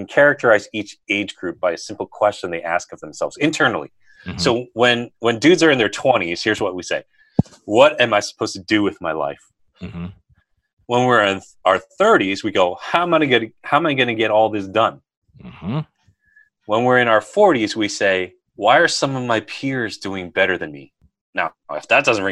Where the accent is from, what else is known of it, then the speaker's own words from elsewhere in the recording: United States; also born or lived in Berkeley, California; now in Washington, D.C., United States; I grew up near New York